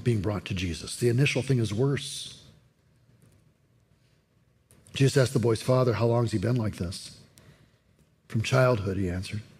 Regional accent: United States; We're American

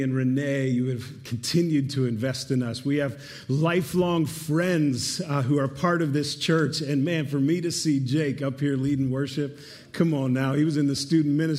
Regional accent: Pittsburgh, Pennsylvania, United States; Erica and I, born and raised in Pittsburgh, we met at Geneva College

